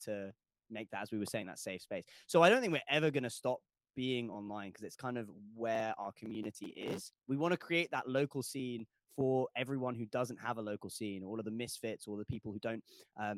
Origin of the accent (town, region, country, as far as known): London, United Kingdom; born or raised there